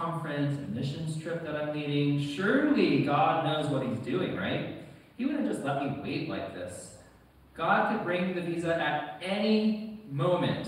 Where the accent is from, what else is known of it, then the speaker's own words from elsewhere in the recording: United States; accent: American; moved away as an adult; now in United Kingdom; you can probably tell from my accent, I am American